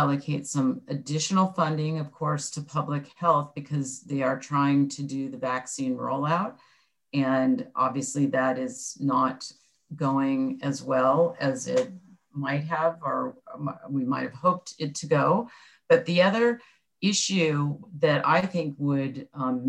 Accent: Orange County, California, United States; I grew up in Orange County.

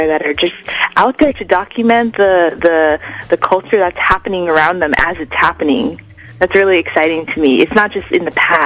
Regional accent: Los Angeles, California, United States; also born or lived in Atlanta, Georgia; I'm Japanese American and I grew up

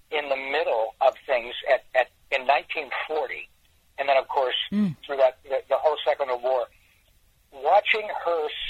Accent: Michigan, United States; I grew up in Michigan

